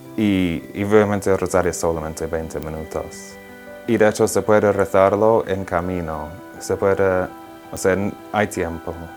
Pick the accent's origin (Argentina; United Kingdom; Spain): United Kingdom; England; Spanish is a second language; moved away as an adult; now in Rome, Italy; soy de Inglaterra, tengo 27 años y estoy estudiando teología ah, aquí en Roma